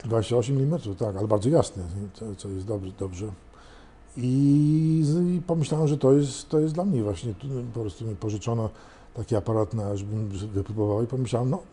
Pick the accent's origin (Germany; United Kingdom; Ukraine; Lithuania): United Kingdom; London; now in Warsaw, Poland; był z Londynu tak jak ja